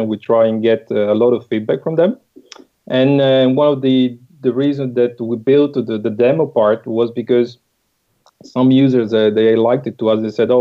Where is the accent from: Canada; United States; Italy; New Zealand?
Italy; English is a second language; moved away as an adult; also born or lived in United Kingdom / Netherlands; now in France; I'm Italian. But I've been a little bit around. I've been in the UK, then in the Netherlands, and now we are in France.